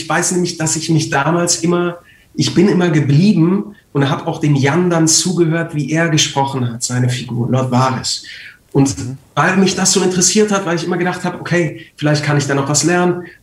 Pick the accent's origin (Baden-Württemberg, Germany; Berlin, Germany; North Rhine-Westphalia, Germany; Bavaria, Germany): Bavaria, Germany; Munich; born there; ich bin in München geboren und ähm, ich habe sehr viele Freunde da und meine Mutter wohnt in München.